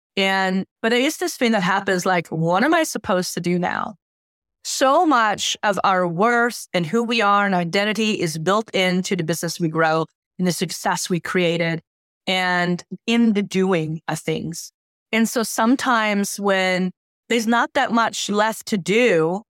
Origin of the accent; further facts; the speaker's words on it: Helsingborg, Skåne, Sweden; moved away; also born or lived in Lake Geneva, Switzerland; spending time in my hometown, uh, Helsingborg